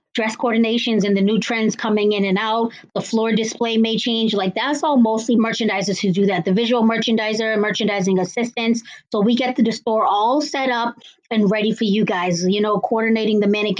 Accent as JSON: {"language": "English", "town": "Cambridge", "region": "Massachusetts", "country": "United States", "said": "I am from Cambridge, Massachusetts"}